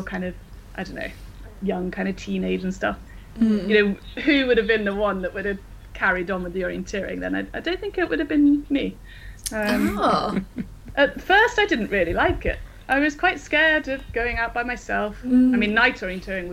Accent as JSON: {"language": "English", "town": "Coventry", "region": "West Midlands", "country": "United Kingdom", "tie": "born or raised there", "also_born_or_lived": "Scotland", "moved": "yes", "lives_now": "Sweden", "said": "I grew up in Coventry, Warwickshire."}